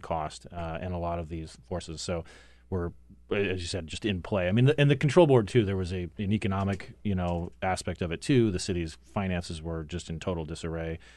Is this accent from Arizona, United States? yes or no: yes; Phoenix, Arizona, United States; moved away; born in Phoenix